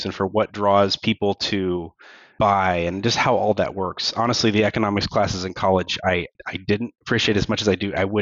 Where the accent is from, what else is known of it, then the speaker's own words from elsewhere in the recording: Kansas City, United States; now in Topeka, United States; Work drew me to Topeka, but I was born and raised over in Kansas City, which is about an hour away. So I've always been here in between Kansas and Missouri area, Midwest.